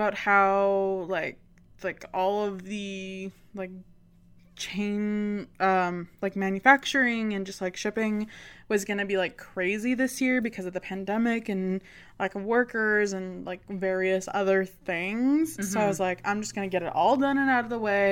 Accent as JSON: {"language": "English", "country": "Canada", "said": "Emily and I are Canadians"}